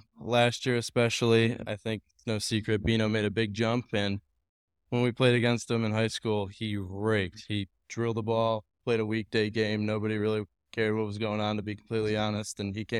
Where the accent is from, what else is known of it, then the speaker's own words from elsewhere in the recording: Monroe, Michigan, United States; I'm from Monroe, Michigan.